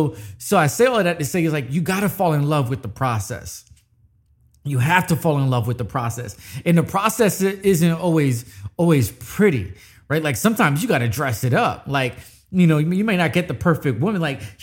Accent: New York City, New York, United States; born there; I say I was born in New York. I don't claim it as much, but you always see me in a Yankee fitted.

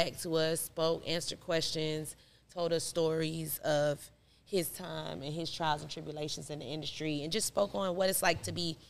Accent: Stone Mountain, Georgia, United States; I'm from here. I'm from Stonemount, Georgia.

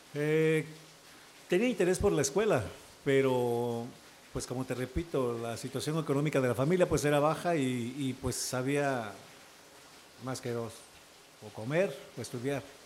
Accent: Oaxaca, Mexico; also born or lived in Veracruz; Pero pues mi padre, como te repito, él era músico, se vino a vivir a Oaxaca y pues con él nos trajo, teniendo yo cuatro años

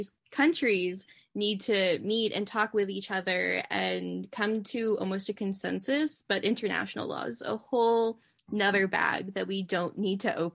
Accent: Georgia, United States; now in Oregon, United States; one thing that I like about being in Oregon, and because I came from Georgia

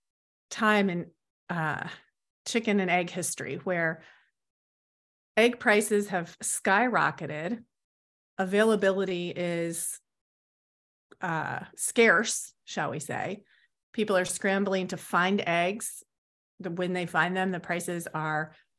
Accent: United States

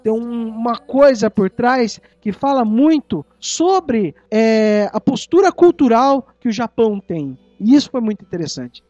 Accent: Brazil; a gente é brasileiro

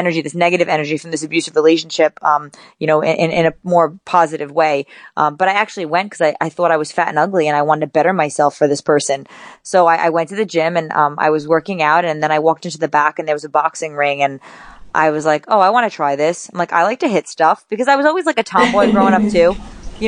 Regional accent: New York City, New York, United States; now in Oxnard, United States; I'm from the Bronx. I was born and raised in the Bronx, New York. And I live now in Ventura, California, where I train. Well, actually, I live in Oxnard

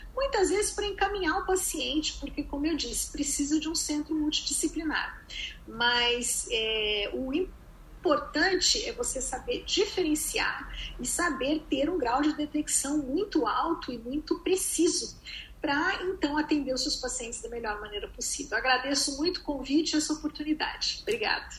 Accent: Brazil; moved away as an adult; now in United States

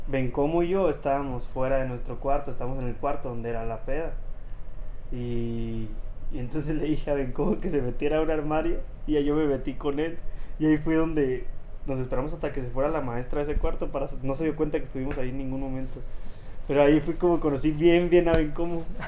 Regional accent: Celaya, Guanajuato, Mexico; Soy oriundo de Celaya, Guanajuato

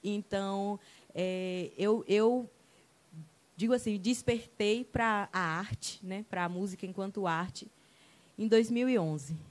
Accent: Ubaitaba, Bahia, Brazil; now in Itabuna, Brazil; Hoje eu estou aqui em Tabuna, mas a minha terra é Ubaitaba, cidade das canoas

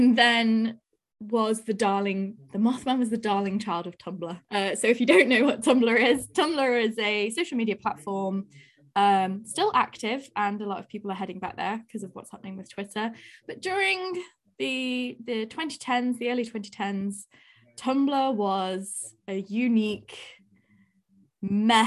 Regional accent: Nottingham, East Midlands, United Kingdom; I'm from Nottingham

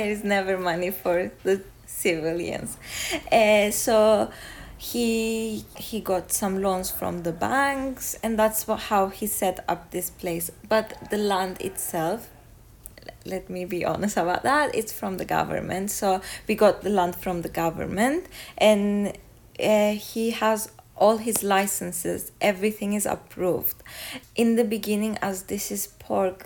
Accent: Kyrenia, Kyrenia District, Cyprus; I was born in Kerinya, 1994. I'm a lawyer. We live in Kerinya

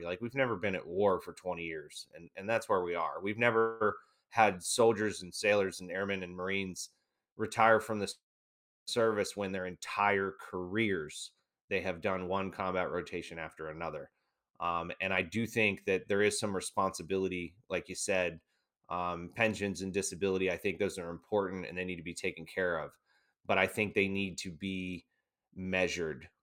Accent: United States; as an American

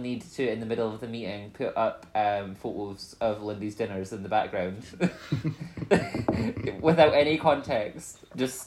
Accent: Dundee, Scotland, United Kingdom

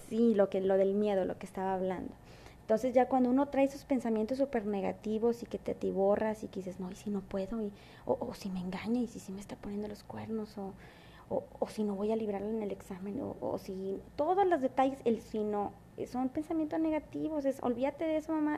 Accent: Mexico; also born or lived in Monterrey; si yo soy mexicana

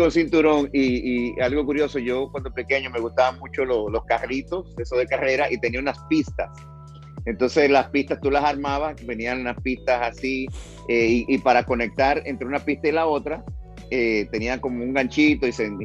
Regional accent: Santo Domingo, Distrito Nacional, Dominican Republic; Sí, nací en Santo Domingo

